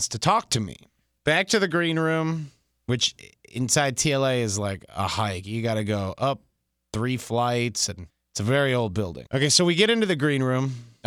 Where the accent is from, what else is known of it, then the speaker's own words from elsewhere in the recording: Detroit, Michigan, United States; I'm from Detroit